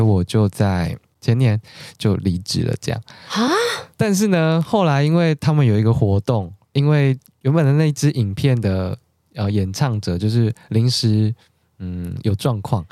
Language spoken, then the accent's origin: Chinese; Taichung, Taiwan; now in Taipei, Taiwan; 我是台中人，我现在自己在台北